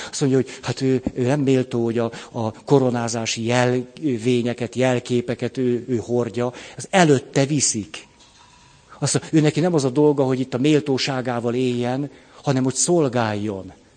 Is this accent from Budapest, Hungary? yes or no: yes; Budapest, Hungary; hát a Moszkva térnél egy bérházban nevelkedtem föl